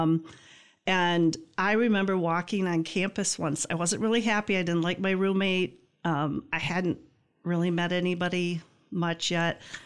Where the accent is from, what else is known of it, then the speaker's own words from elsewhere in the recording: Greenville, Michigan, United States; I grew up in Greenville